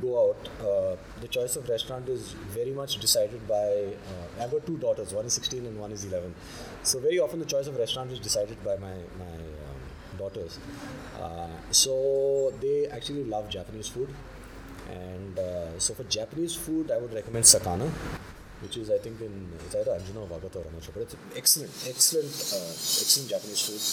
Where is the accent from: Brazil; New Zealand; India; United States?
India; Goa; moved away as an adult; also born or lived in Mumbai, India / Hong Kong; I was born in Bombay actually, but I've lived all my life. So I've spent the first 20 years of my life in Goa